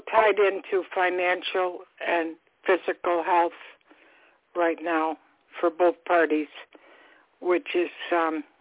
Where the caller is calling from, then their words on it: Florida, United States; I'm calling from stormy Florida right now